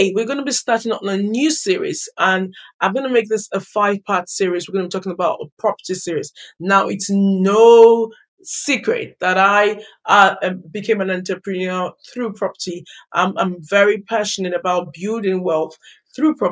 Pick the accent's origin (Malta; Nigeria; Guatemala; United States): Nigeria; moved away as an adult; now in United Kingdom; I grew up in Nigeria and relocated to the United Kingdom as an adult.